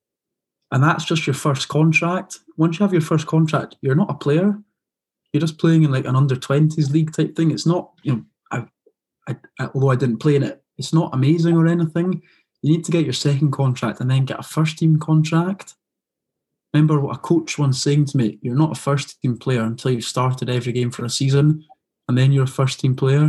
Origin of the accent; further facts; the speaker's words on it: Edinburgh, Scotland, United Kingdom; moved away; they found out I was from Edinburgh